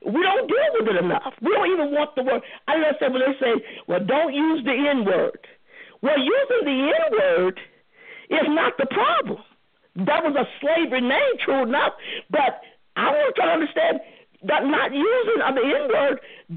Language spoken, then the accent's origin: English; St. Louis, Missouri, United States; me and Reva from the same hometown. I'm from St. Louis, too